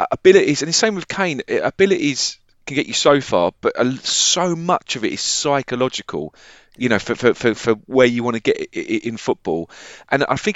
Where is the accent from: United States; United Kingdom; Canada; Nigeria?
United Kingdom; Barking, London; I was born in Barking